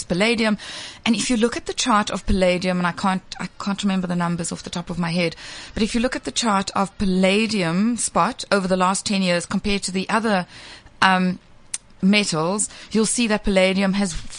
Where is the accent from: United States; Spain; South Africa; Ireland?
South Africa; as South African consumers